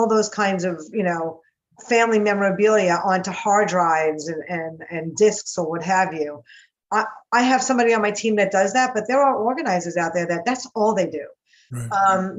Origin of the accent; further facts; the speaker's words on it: New York, United States; accent: New York; now in Encino, United States; You know, you can tell I'm from New York. And I have, you know